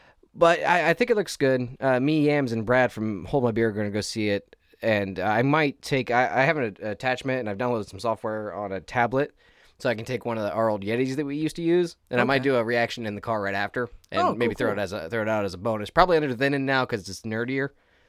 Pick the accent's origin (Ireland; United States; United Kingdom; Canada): Ireland; I am Irish.